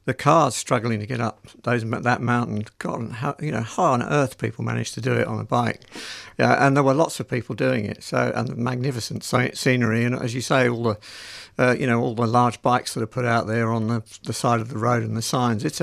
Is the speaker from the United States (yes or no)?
no; England, United Kingdom; now in Australia; Yeah, well, I'm from England originally, so